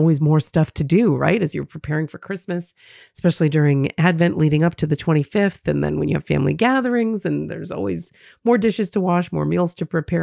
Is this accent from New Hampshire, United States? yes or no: yes; New Hampshire, United States; my home state of New Hampshire